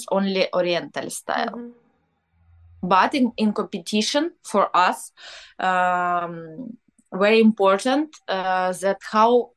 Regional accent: Ukraine; born or raised there; English is a second language; now in Kyiv, Ukraine

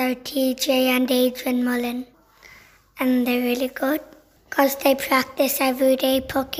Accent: Australia; now in Kilkenny, Ireland; I'm 7 and I'm from Australia.

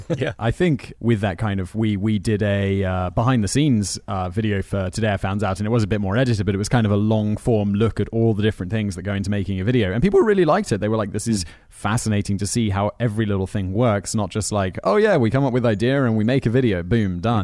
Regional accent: Headcorn, South East England, United Kingdom; I grew up near, uh, between, in a village called Headcorn, which is between Maidstone

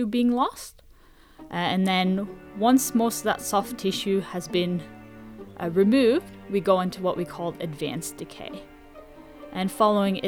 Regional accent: Norway; now in Sydney, Australia; I'm originally from Norway

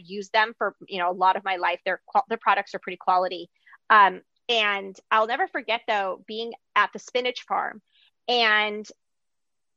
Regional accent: Greece; moved away; I grew up like in Greece

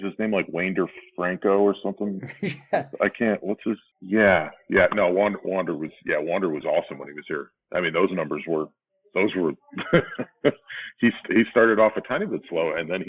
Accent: Scranton, Pennsylvania, United States; moved away as an adult; also born or lived in Duluth, Minnesota; back in Pennsylvania because I grew up outside of Scranton.

